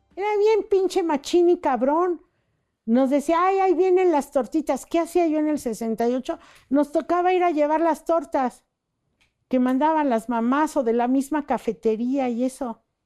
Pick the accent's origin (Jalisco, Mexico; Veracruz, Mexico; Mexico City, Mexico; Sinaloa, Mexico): Mexico City, Mexico; moved away as an adult; now in Chiapas, Mexico; Yo soy de la Ciudad de México